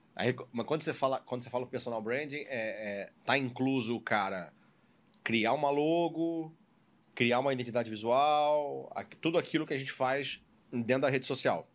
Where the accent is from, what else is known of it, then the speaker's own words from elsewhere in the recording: Rio de Janeiro, Brazil; also born or lived in São Paulo; eu sou do aqui do Rio de Janeiro, nascido e criado aqui